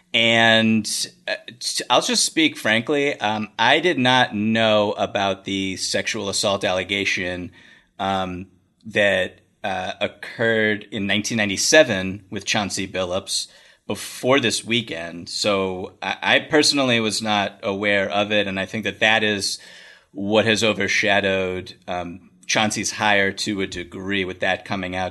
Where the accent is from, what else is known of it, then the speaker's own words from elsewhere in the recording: Boston, Massachusetts, United States; I am from Boston. Um, I was what nine years old in 1997, something like